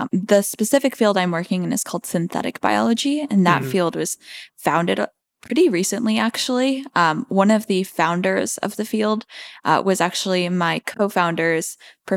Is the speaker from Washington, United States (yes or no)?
yes; Seattle, Washington, United States; I grew up in Seattle, Washington